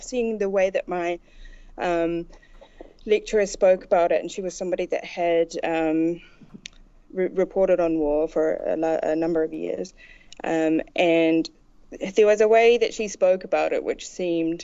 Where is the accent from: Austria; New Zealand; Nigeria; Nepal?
New Zealand; Taranaki; moved away as an adult; now in Beirut, Lebanon; I grew up in Taranaki.